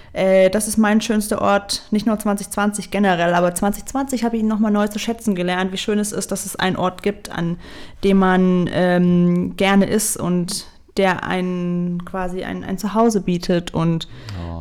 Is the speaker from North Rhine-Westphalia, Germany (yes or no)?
no; Thuringia, Germany; moved away; ich komme ursprünglich aus Thüringen